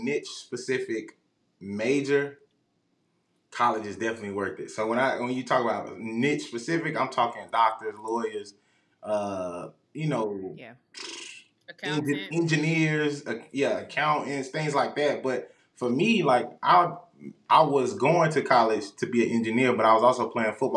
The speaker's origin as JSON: {"language": "English", "town": "Rock Hill", "region": "South Carolina", "country": "United States", "moved": "yes", "lives_now": "Houston, United States", "said": "I'm from Rock Hill, South Carolina"}